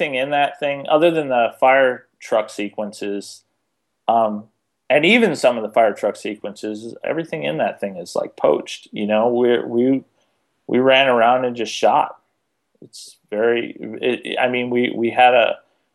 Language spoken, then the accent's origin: English; Detroit, Michigan, United States; moved away; I'm from Detroit originally